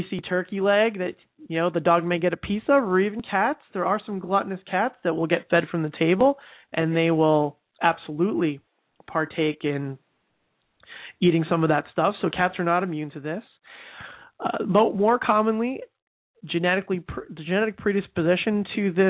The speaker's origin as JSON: {"language": "English", "region": "New Jersey", "country": "United States", "said": "I'm from New Jersey"}